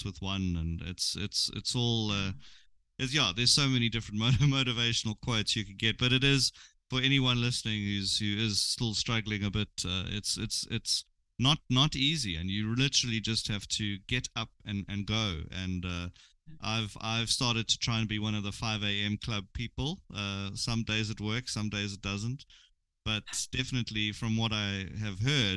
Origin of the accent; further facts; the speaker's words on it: Durban, KwaZulu-Natal, South Africa; I'm from Durban